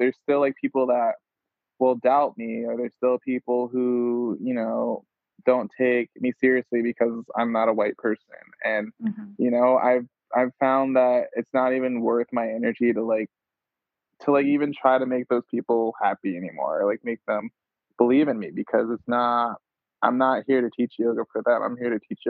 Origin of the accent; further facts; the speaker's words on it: New York, United States; moved away; also born or lived in Providence; I grew up in New York, and like I grew up by like a Brooklyn mother